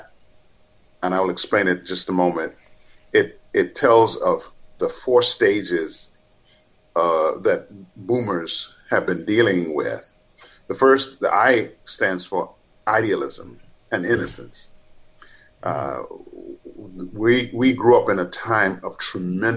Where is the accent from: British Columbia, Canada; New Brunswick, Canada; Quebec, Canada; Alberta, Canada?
Quebec, Canada; Montreal; also born or lived in Trinidad; I was born in Trinidad, but in 1965, I landed in Montreal, Canada. That's where I grew up.